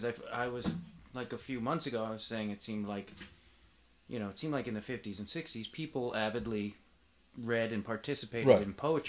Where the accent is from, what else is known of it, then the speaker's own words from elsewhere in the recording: Chicago, Illinois, United States; because we're both from the Chicago area